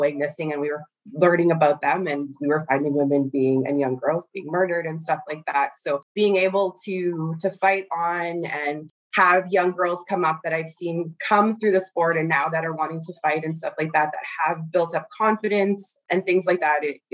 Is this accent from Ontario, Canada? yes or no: yes; Thunder Bay, Ontario, Canada; now in Winnipeg, Canada; I grew up in Fort William First Nation